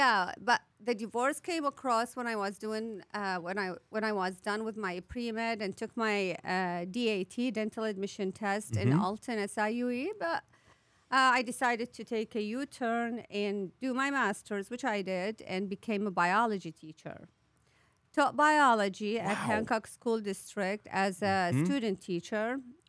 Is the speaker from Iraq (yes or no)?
yes; Baghdad, Baghdad Governorate, Iraq; moved away as an adult; now in United States; was born and raised in Baghdad from Iraq, and when I made it to the U.S., I was 26 years old, I believe, in 1999.